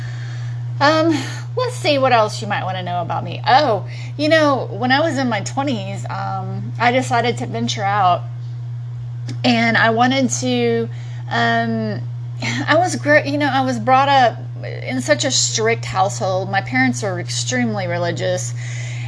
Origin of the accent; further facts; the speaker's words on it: Texas, United States; also born or lived in Long Beach, California; now in Austin, United States; I grew up in Texas